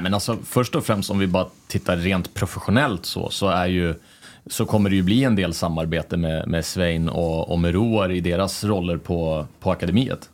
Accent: Sweden; moved away as an adult; also born or lived in Denmark; now in Norway; jag kommer ju från Sverige

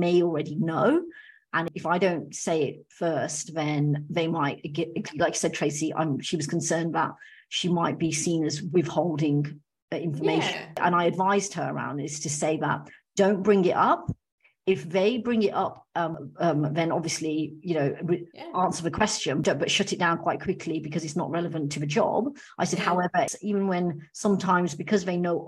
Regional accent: United Kingdom; I'm of Indian background, but I'm British

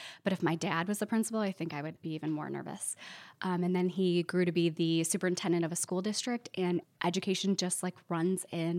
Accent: Glenview, Illinois, United States; when you're a Chicagoan, you have to be specific and say, like, I'm not from the city itself. I'm from the suburbs. So I grew up in a small suburb called Glenview.

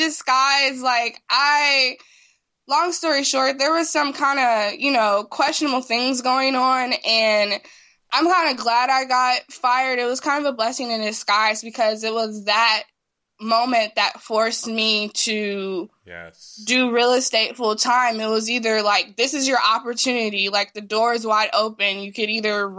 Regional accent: Los Angeles, California, United States; I grew up in South

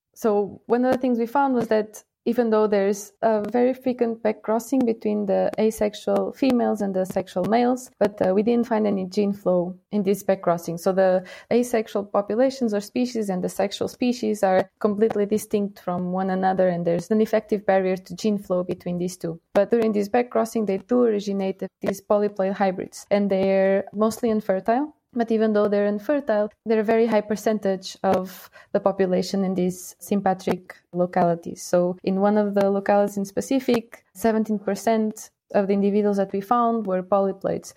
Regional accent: Portugal; moved away as an adult; now in Lausanne, Switzerland; I'm from Portugal

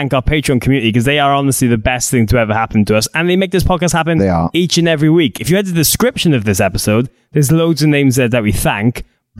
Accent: Wales, United Kingdom; as Welsh idiots we are.

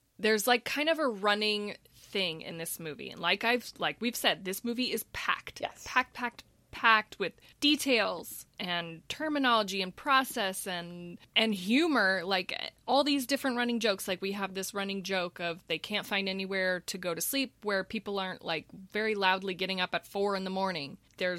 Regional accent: Texas, United States; I'm from Texas, so we don't eat grits.

